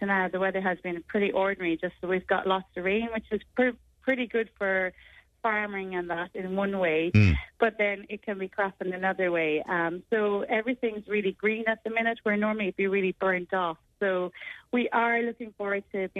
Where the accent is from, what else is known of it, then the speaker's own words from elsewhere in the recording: Fethard, Munster, Ireland; moved away as an adult; now in Adelaide, Australia; I'm originally from Feathert, so I've been out here on and off 18 years full-time the last 13 years.